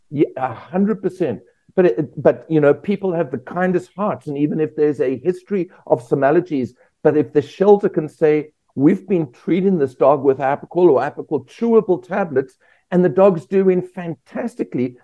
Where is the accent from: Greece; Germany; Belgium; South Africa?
South Africa; moved away as an adult; also born or lived in Australia; now in United States; I'm from South Africa originally. Spent the first 25 years of my life there.